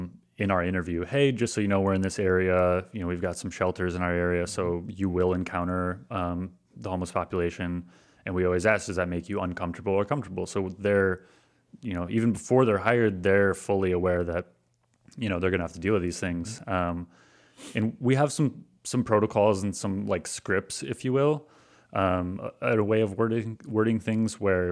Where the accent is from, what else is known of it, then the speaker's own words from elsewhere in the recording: Granville, United States; also born or lived in Detroit; because I'm from Granville. Like I am born and raised in Granville. Like I've been around just like, you know, middle-class white people my entire life. I lived in Detroit for a year and in a mostly Arabic community.